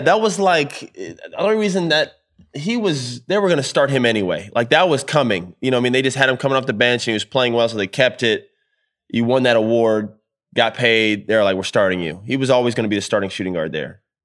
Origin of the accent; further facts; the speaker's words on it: Orlando, Florida, United States; I'm from Orlando, too.